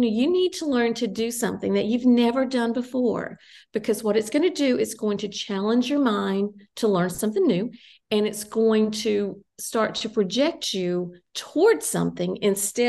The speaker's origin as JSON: {"language": "English", "region": "Tennessee", "country": "United States", "tie": "born or raised there", "also_born_or_lived": "Ohio", "moved": "yes", "said": "I was living in Ohio. My hometown is in Tennessee."}